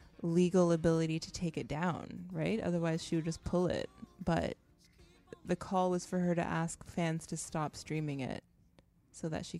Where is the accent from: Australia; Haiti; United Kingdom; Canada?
Canada; moved away as an adult; now in United States; I'm Canadian, right? I came here